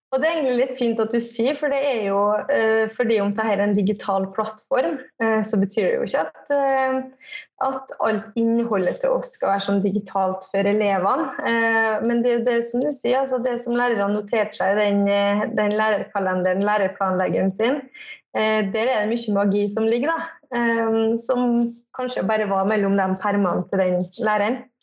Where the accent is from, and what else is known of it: Kristiansund, Møre og Romsdal, Norway